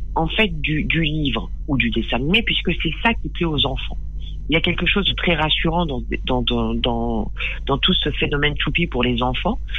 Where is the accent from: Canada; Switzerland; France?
France; Périgueux, Nouvelle-Aquitaine; J'ai grandi euh, dans le Périgord, à Périgueux